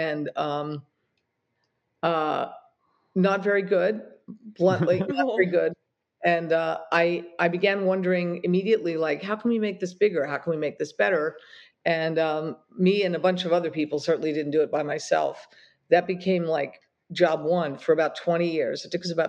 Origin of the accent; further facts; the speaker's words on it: Atlantic City, New Jersey, United States; I was born in Atlantic City, a carnival town